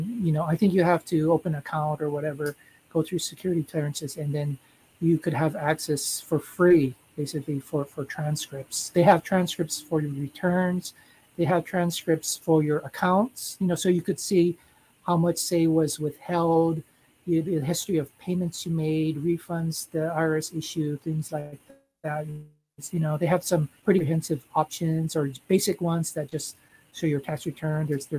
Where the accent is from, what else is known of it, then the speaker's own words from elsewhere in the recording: United States; now in Japan; in my case, I'm American, so I would file as a head of household.